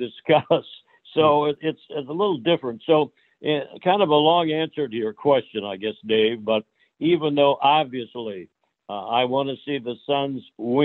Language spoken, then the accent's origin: English; Iowa, United States; also born or lived in Chicago; now in Phoenix, United States; I grew up in Iowa